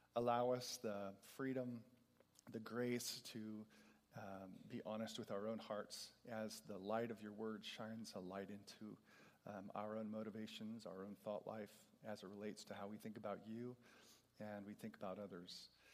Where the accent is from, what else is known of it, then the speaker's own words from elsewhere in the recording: California, United States; I'm a Californian